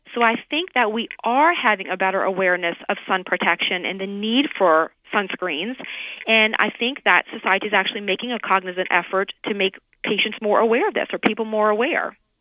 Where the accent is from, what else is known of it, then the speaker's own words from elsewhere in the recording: New Orleans, Louisiana, United States; moved away as an adult; now in Miami, United States; I'm originally from New Orleans, but you know, I I've been in Miami down in Florida for almost like 15 years.